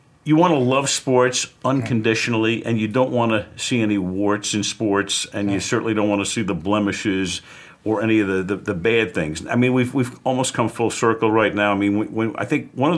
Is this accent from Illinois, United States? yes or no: no; New York City, New York, United States; I was growing up in Brooklyn